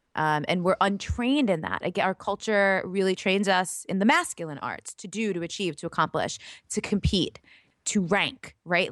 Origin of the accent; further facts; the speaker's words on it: New York, United States; moved away as an adult; also born or lived in Laguna Beach, California; lifelong East Coaster. I'm from New York. I lived up and down the East Coast my whole life